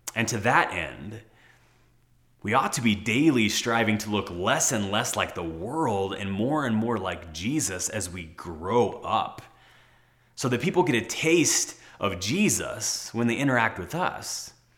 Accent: United States; as American citizens

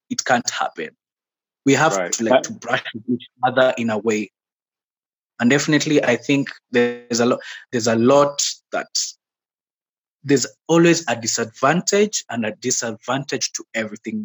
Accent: Mombasa, Mombasa County, Kenya; now in Nairobi, Kenya; I was born and raised in Mombasa, mm-hmm. in the coastal region of Kenya. Yeah, that's where I grew up.

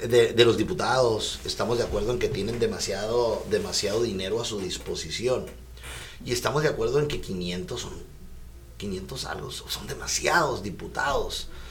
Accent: Mexico; yo soy de la Colonia Libertad

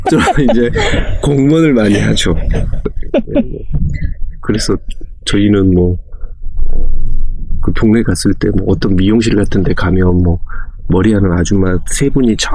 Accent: Yeocheon, South Jeolla, South Korea; born there; 예, 저는 저 상당히 시골에서 태어나서

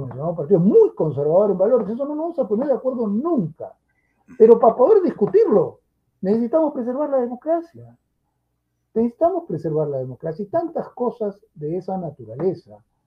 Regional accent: Peru; este es mi país, aquí nací

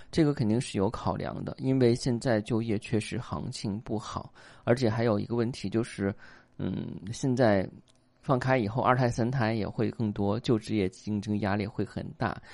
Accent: China; 我们中国人

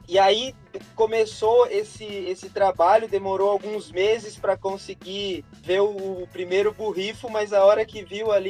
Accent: Botucatu, São Paulo, Brazil; Eu e o Eulito somos de Botucatu, uma cidade menor

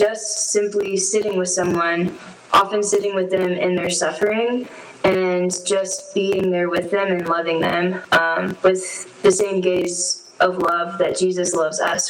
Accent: Nicholasville, Kentucky, United States; moved away as an adult; now in Denver, United States; I'm from Nicholasville, Kentucky

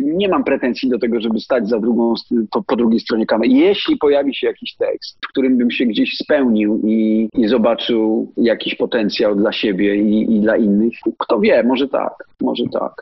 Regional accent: Nowy Targ, Lesser Poland, Poland; Ja jestem z Nowego Targu

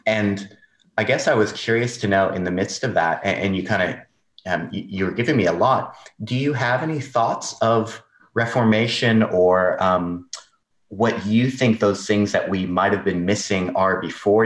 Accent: Southern California, United States; moved away as an adult; I'm from Southern California

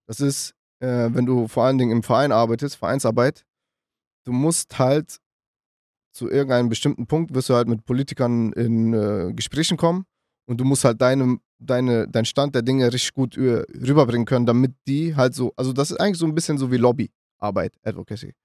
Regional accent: Düsseldorf, North Rhine-Westphalia, Germany; also born or lived in Münster / Macedonia; ich komme aus Düsseldorf

